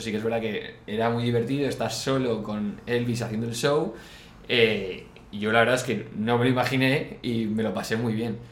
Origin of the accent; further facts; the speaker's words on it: Valencia, Valencian Community, Spain; nosotros de Valencia